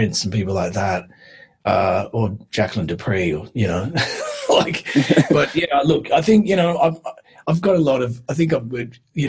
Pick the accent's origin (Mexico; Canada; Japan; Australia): Australia; Western Australia; moved away; we just started breaking out of WA and came over